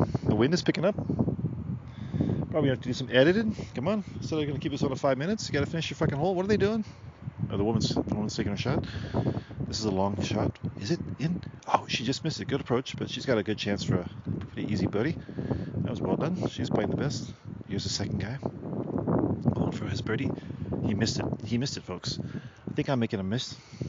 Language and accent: English; Australia; also born or lived in South Africa; I'm from Australia by way of South Africa.